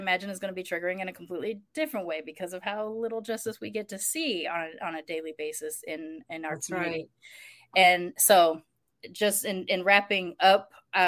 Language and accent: English; Long Beach, California, United States; I grew up in Long Beach